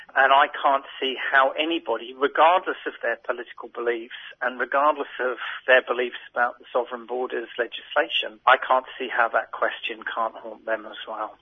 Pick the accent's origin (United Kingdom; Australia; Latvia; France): Australia; as an Australian